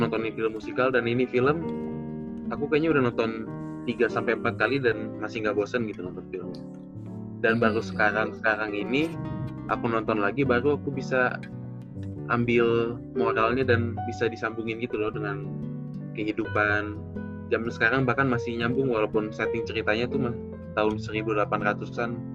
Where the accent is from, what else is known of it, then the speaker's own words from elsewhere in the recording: Gunung Putri, West Java, Indonesia; asal aku dari Gunung Putri, Kabupaten Bogor